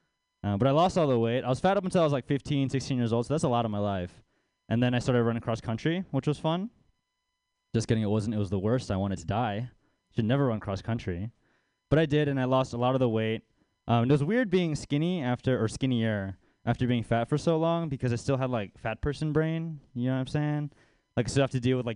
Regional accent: Baltimore, Maryland, United States; now in San Francisco Bay Area, United States; I'm from Baltimore. I grew up poor over there.

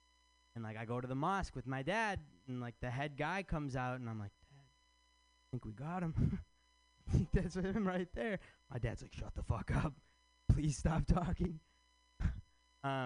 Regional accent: Michigan, United States; now in San Francisco, United States; I'm from Michigan

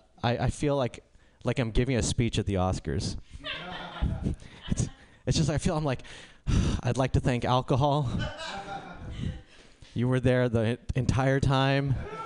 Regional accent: India; I'm Indian.

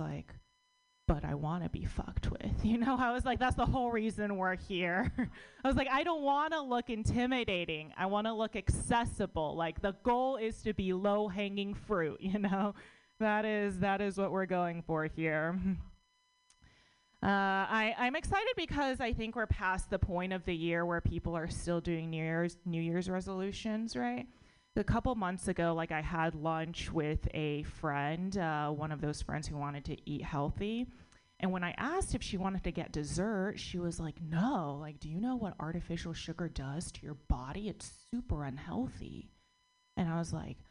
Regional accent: United States; born or raised there

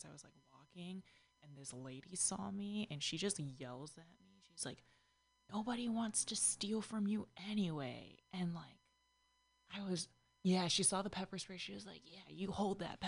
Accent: Dallas, Texas, United States; moved away as an adult; also born or lived in Houston; now in San Francisco, United States; I grew up in Dallas, but, like, in the suburbs

